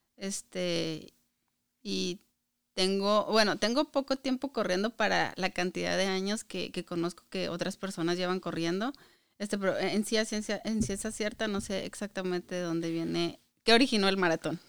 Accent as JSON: {"language": "Spanish", "town": "Hidalgo del Parral", "region": "Chihuahua", "country": "Mexico", "moved": "as an adult", "lives_now": "Michigan, United States", "said": "soy mexicana eh, y soy del estado de Chihuahua, pero de un municipio que se llama Hidalgo del Parral."}